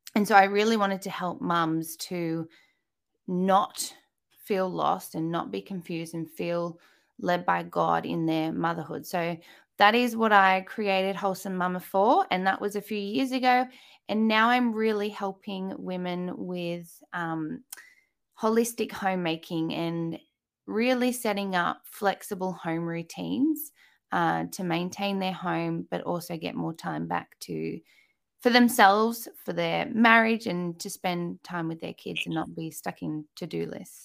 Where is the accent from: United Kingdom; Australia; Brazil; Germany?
Australia; accent: Australian; by my accent, you can tell I am in Australia